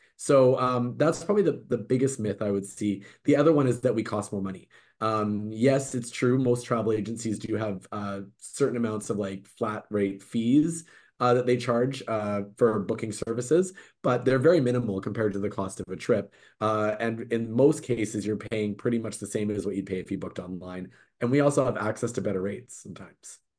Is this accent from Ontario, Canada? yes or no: no; Vancouver, British Columbia, Canada; I was born and raised in Vancouver